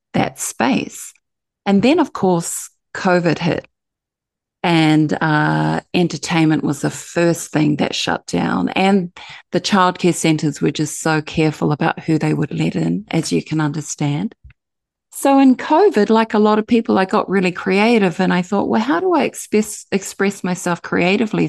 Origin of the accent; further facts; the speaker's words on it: New Zealand; now in Gold Coast, Australia; I'm from Aotearoa, New Zealand, and I live here in Australia